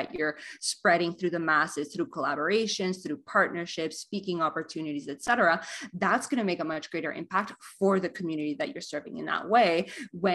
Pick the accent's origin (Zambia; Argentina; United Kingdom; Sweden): Argentina; now in Canada; I was born and raised in Argentina, currently live in Canada with my wife in wine country